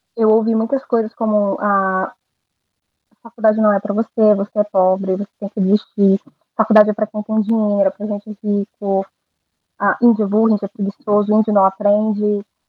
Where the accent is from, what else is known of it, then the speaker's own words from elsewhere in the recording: Porto Velho, Rondônia, Brazil; eu nasci em Porto Velho